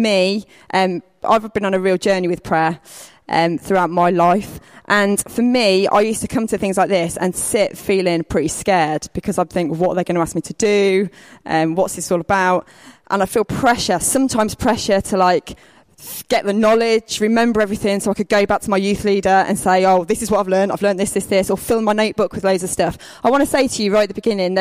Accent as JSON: {"language": "English", "town": "Lowestoft", "region": "East of England", "country": "United Kingdom", "said": "I'm from Lowestoft, which is on the East Coast, not too far away"}